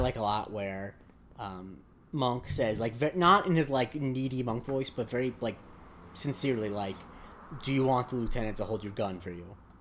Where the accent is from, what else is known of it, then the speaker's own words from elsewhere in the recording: Southwest Florida, United States; I'm from Southwest Florida